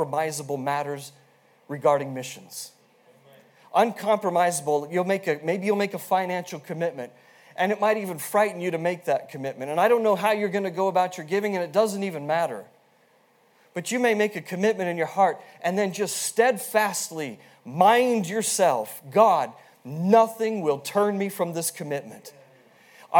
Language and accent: English; Wyoming, United States; born and raised in Wyoming